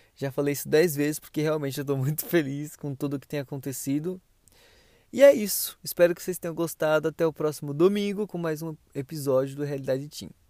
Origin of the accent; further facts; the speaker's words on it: Pernambuco, Brazil; moved away as an adult; now in São Paulo, Brazil; Eu sou de Pernambuco, mas vim três anos, então para mim eu sou paulista